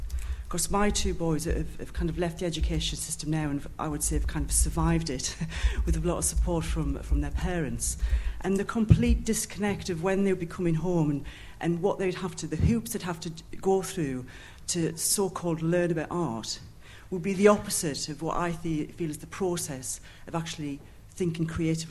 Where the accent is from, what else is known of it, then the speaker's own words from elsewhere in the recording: Newcastle, North East England, United Kingdom; I'm an artist from Newcastle as well.